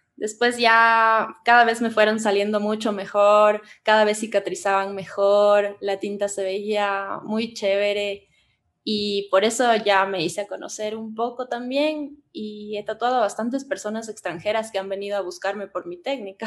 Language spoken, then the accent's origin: Spanish; Cuenca, Azuay, Ecuador; now in Quito, Ecuador; nosotros somos de Cuenca